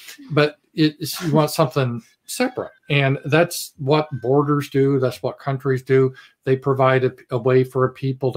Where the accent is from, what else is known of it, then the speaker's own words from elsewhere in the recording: Colorado, United States; also born or lived in Budapest, Hungary; I grew up in Colorado. It was always a red state, really nice.